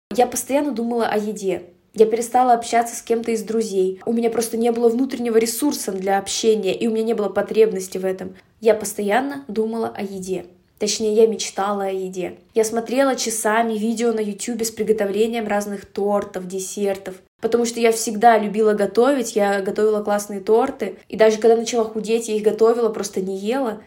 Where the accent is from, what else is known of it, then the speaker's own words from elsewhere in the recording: Russia; я этническая казашка, хоть и родилась в России и прожила большую часть жизни в России